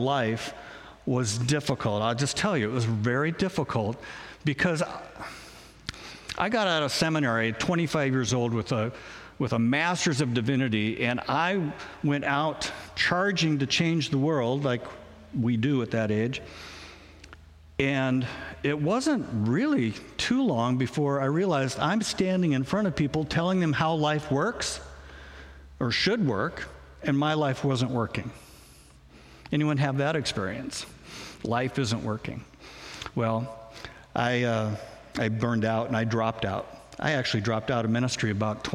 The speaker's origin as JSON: {"language": "English", "town": "Spokane", "region": "Washington", "country": "United States", "tie": "born or raised there", "also_born_or_lived": "Portland", "moved": "as an adult", "lives_now": "Grapeview, United States", "said": "I was born in Spokane. I'm a Northwest kid. I was raised in Spokane."}